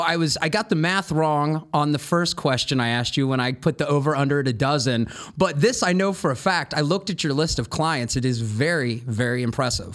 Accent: Columbus, Ohio, United States; growing up in Columbus

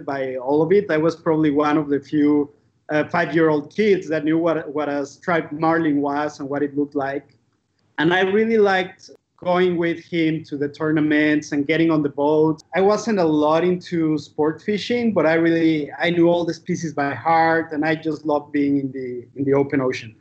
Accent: Mexico City, Mexico; I grew up in Mexico City

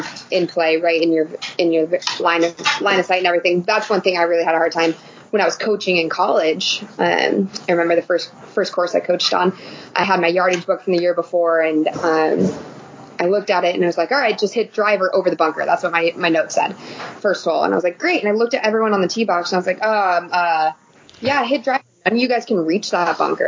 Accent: Reno, Nevada, United States; I'm from Reno

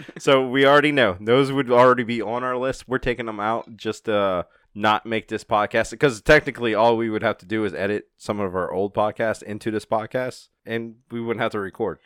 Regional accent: United States; I'm not English. I'm American

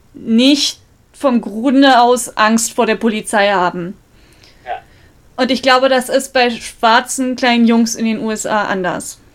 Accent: Munich, Bavaria, Germany; ich bin ja auch in Milbertshofen aufgewachsen

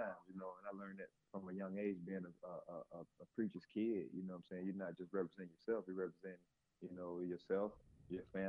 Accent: Selma, Alabama, United States; We actually had a great childhood growing up here in Selma

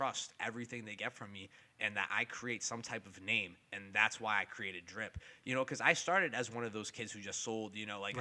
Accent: Revere, Massachusetts, United States; also born or lived in Chicago; I was born and raised in Revere, also a little bit Chicago

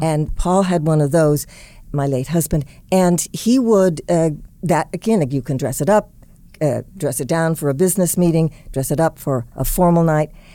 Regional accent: Indianapolis, Indiana, United States; my hometown of Indianapolis

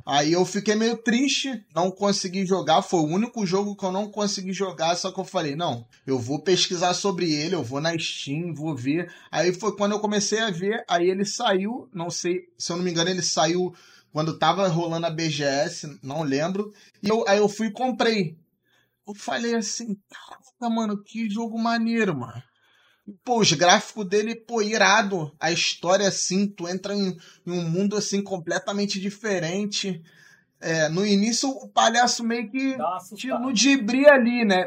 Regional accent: Rio de Janeiro, Brazil; eu sou do Rio

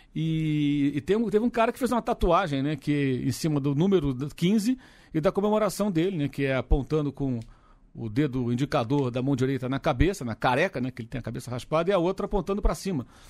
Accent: Brazil; Eu sou brasileiro, trabalho no Brasil

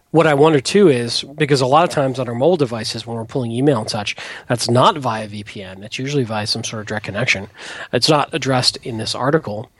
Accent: Detroit, Michigan, United States; moved away; I grew up in Detroit, and you know my dad worked for the auto companies, and you know union is everything up there

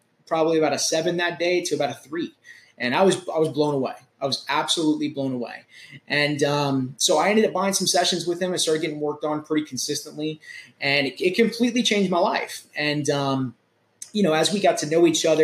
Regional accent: Charleston, South Carolina, United States; also born or lived in Fort Lauderdale, Florida; I grew up here in West Ashley, went to West Ashley High School

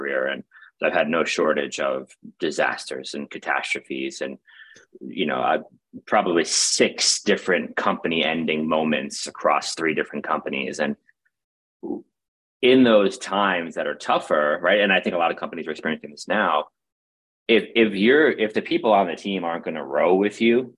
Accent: New York City, New York, United States; I grew up in Brooklyn, New York, had a wonderful upbringing in New York City in the 90s

